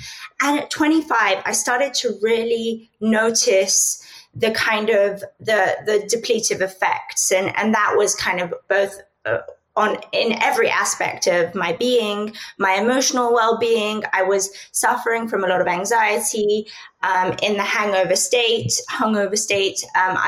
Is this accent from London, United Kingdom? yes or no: yes; London, United Kingdom; also born or lived in Spain; I'm from Europe, so I grew up between London and Spain.